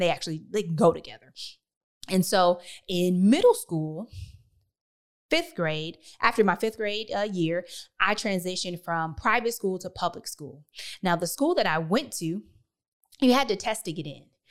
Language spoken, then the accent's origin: English; Detroit, Michigan, United States; I was born and raised in Detroit, Michigan